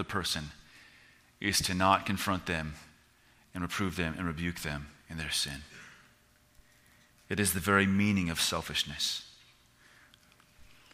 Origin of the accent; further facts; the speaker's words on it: United States; we as American Christians